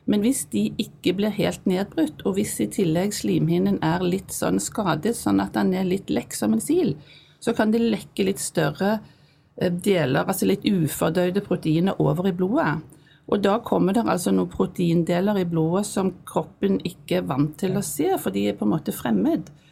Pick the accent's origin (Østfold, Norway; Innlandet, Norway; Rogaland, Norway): Rogaland, Norway; Stavanger; moved away as an adult; also born or lived in Bergen / Narvik; jeg er fra Stavanger, men jeg kom jo hit da i 1979, så jeg har jo studert her. Og vi bodde jo her i 15 år